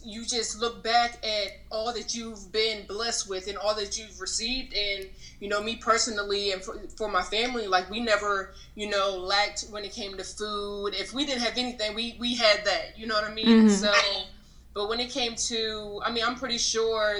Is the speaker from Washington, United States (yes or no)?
no; Germantown, Maryland, United States; moved away as an adult; also born or lived in Richmond, Virginia / Charlotte, North Carolina; I was actually raised here in Germantown, Maryland.